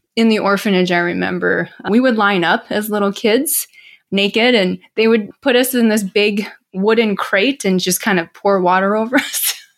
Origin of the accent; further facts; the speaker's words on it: Milwaukee, Wisconsin, United States; also born or lived in South Korea; this family from Milwaukee, Wisconsin, actually. I grew up in the Midwest